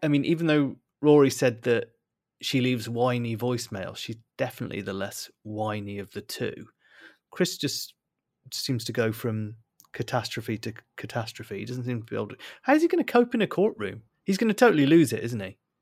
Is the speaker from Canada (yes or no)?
no; Bristol, South West England, United Kingdom; accent: Bristolian; moved away; my my Bristolian accent has come back in force, despite the fact that I haven't lived in, lived in Bristol for a long time